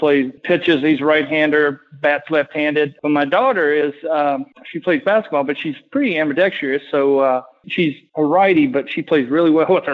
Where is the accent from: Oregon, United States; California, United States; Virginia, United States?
Virginia, United States; Marion; my hometown, Marion, Virginia